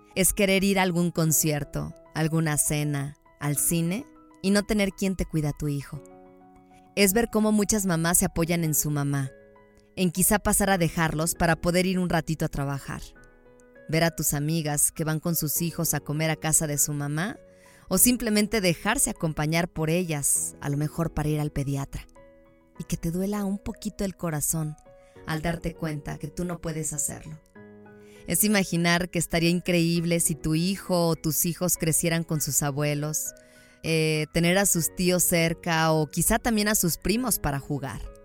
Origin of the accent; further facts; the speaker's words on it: León, Guanajuato, Mexico; moved away as an adult; now in Mexico City, Mexico; Nací en la bonita ciudad de León, Guanajuato